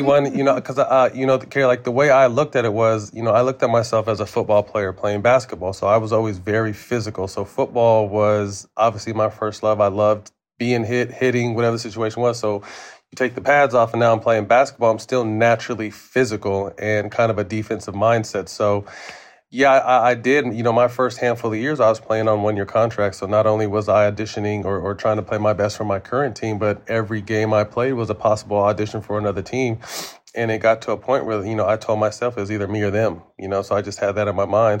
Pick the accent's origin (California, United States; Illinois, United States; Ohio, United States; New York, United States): California, United States; Sacramento; also born or lived in San Jose; go back to my hometown